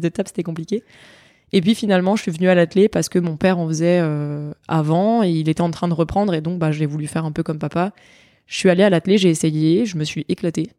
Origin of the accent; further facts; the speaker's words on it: Nice, Provence-Alpes-Côte d'Azur, France; moved away as an adult; now in Bordeaux, France; je suis niçoise, j'ai grandi à Nice, j'ai été formée à Nice pendant euh, quasiment dix ans.